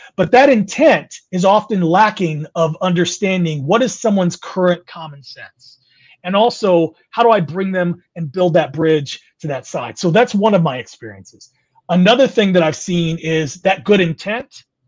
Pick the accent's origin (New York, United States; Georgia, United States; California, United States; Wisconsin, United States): California, United States; moved away; also born or lived in Midwest; I'm born and raised in California, moved to the Midwest.